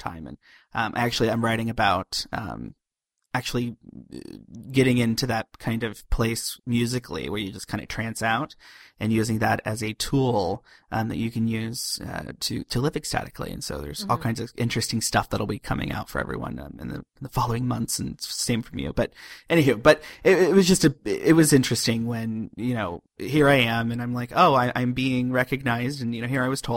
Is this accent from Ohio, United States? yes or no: yes; Ohio, United States; I grew up in Ohio.